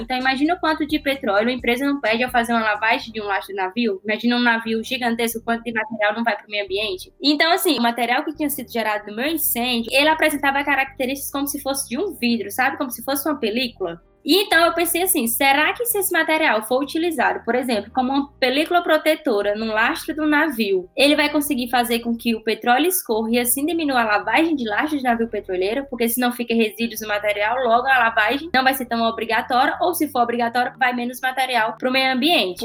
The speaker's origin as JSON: {"language": "Portuguese", "region": "Northeast Region", "country": "Brazil", "accent": "nordestino", "moved": "yes", "said": "eu tinha muito sotaque nordestino. Eu ainda tenho"}